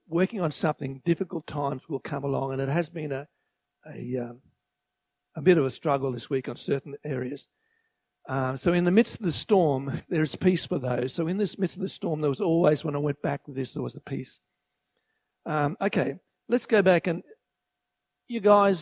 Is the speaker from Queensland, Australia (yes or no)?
yes; Grantham, Queensland, Australia; also born or lived in Toowoomba; I was born in Toowoomba, and my parents bought a farm at Grantham in 1947, the year I was born